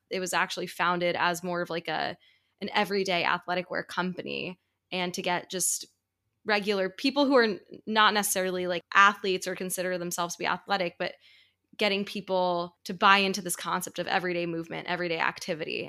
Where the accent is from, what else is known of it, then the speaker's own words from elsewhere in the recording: New York, United States; he's a fellow New Yorker, so you can imagine how comforting it was for me to meet someone from my hometown